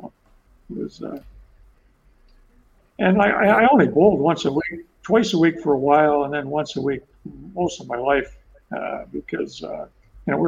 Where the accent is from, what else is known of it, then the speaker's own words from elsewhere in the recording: Ontario, Canada; moved away as an adult; now in Nova Scotia, Canada; I'm from Ontario